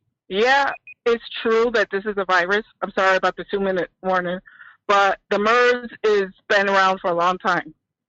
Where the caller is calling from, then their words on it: Rochester, New York, United States; Hi, I'm calling from Rochester, New York, upstate, not Cuomo State.